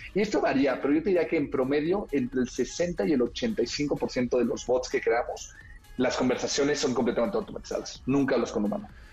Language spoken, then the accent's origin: Spanish; Mexico